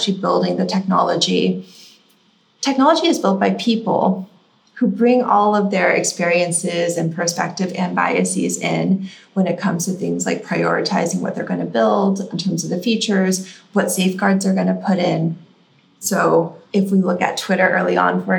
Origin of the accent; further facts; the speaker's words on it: Silicon Valley, California, United States; I grew up in Silicon Valley